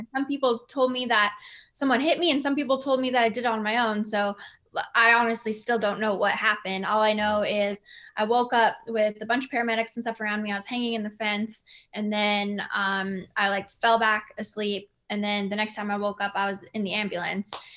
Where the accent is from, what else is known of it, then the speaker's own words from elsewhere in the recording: Winnipeg, Manitoba, Canada; my hometown of Winnipeg